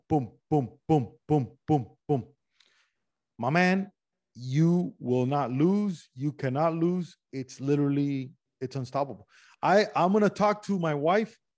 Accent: Miami, Florida, United States; moved away as an adult; also born or lived in Los Angeles; I'm Cuban from Miami

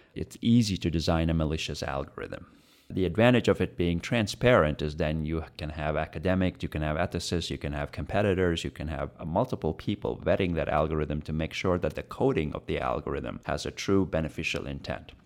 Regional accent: India; now in United States; I'm an Indian growing up in India

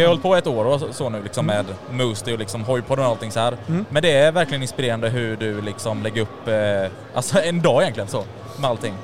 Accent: Jönköping, Jönköping County, Sweden; Vi kommer från Jönköping vi tre

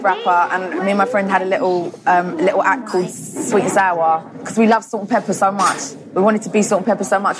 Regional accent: London, United Kingdom; I'm from Southgate. I was born in North London

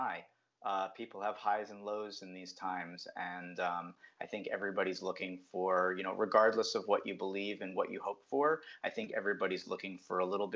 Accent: New Jersey, United States; also born or lived in Brooklyn, New York; Well, I grew up in New Jersey, just a little bit south of New York City. I was actually born in Brooklyn, New York.

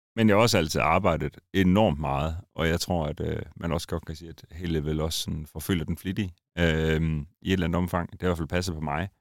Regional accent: Randers, Central Denmark Region, Denmark; moved away; Jeg er oprindelig fra Randers, så det skinner lidt igennem en gang imellem

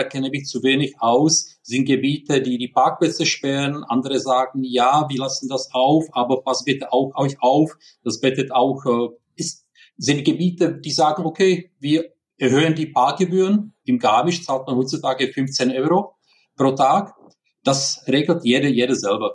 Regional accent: Prague, Czechia; German is a second language; now in Germany; Wie man hört, ich bin kein Deutscher, sondern ich bin in Prag geboren. Deswegen Entschuldigung für diese ja, leichte, starke Akzent

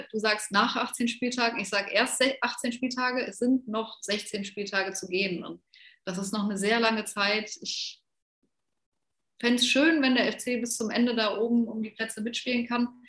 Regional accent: Cologne, North Rhine-Westphalia, Germany; das man als Kölner hat

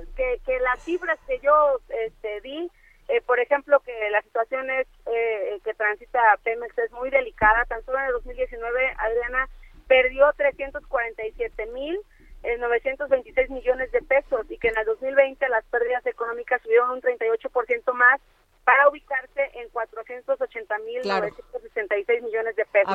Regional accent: Mexico; a nosotros como mexicanos y como diputados

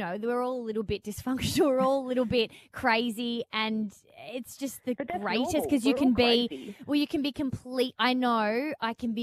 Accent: Melbourne, Victoria, Australia; Radio nerds growing up in Melbourne

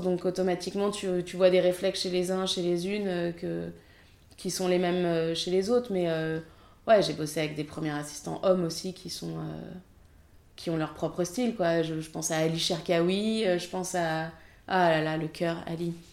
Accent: France; je suis française

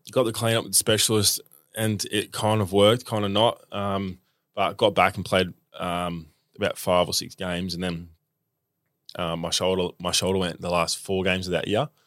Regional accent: Melbourne, Victoria, Australia; Um, I grew up in eastern suburbs, southeast, um, in Roeville

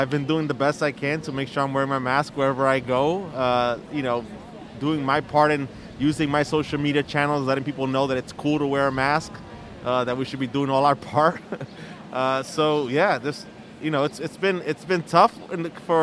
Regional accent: New York City, New York, United States; I grew up in East New York, is the neighborhood I represent

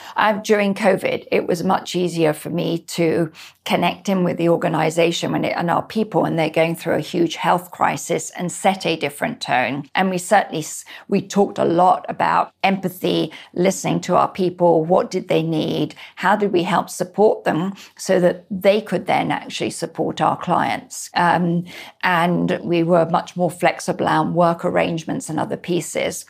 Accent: Scotland, United Kingdom; also born or lived in Spain; now in United States; I'm Scottish

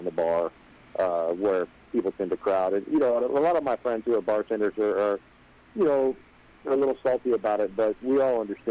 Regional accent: Cleveland, Ohio, United States; I'm from Cleveland.

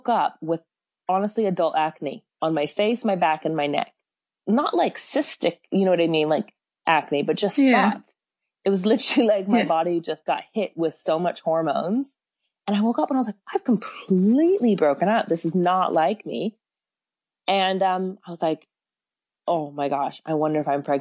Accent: San Francisco, California, United States; now in Auckland, New Zealand; I'm from San Francisco originally, but I've been in New Zealand for like 20 years

